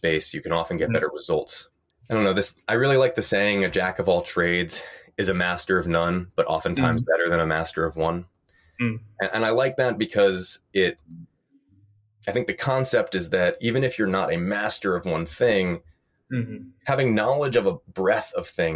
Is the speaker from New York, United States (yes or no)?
yes; New York, United States; moved away as an adult; also born or lived in Stanford; I grew up in New York